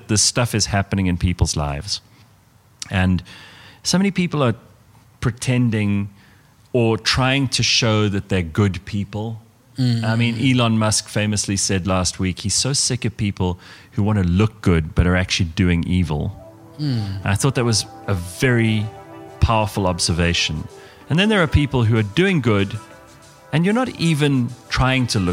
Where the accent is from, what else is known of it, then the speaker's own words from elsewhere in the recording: South Africa; we're South African